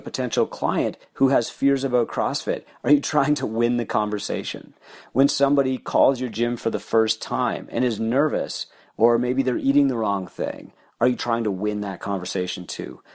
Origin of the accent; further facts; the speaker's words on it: Canada; I'm Canadian